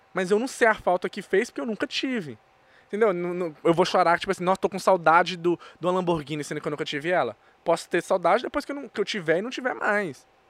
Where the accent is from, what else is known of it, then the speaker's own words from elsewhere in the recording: Brazil; also born or lived in United States; Eu nasci na América e meu, minha certidão do Brasil de nascimento tá registrado com seis meses. Oh. Então, com seis meses, eu já estava no Brasil